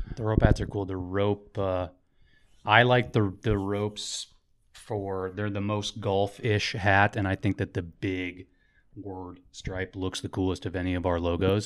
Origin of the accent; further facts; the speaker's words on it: Overland Park, Kansas, United States; I grew up in Overland Park right in between the Sykes Lady or Lady Sykes and Saint Andrews, so I grew up playing at those two